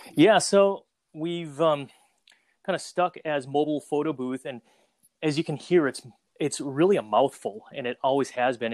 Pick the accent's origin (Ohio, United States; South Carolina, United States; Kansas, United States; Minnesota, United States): Minnesota, United States; also born or lived in Saigon, Vietnam / Twin Cities, Minnesota; I was born in Saigon, Vietnam. Uh, shortly after the Vietnam War, uh, we moved to Minnesota, all places, and kind of started out life there